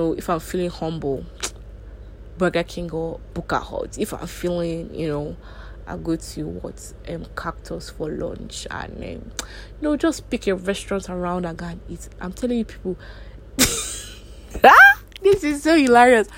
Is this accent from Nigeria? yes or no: yes; Nigeria; growing up in Nigeria